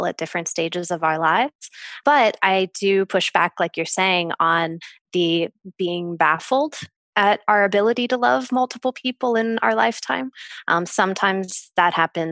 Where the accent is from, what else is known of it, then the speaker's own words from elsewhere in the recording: United States; being American